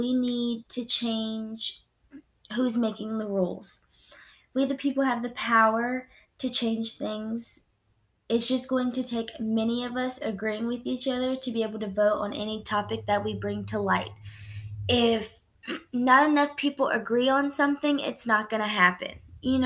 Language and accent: English; United States; I was born in the United States. I'm a citizen to the United States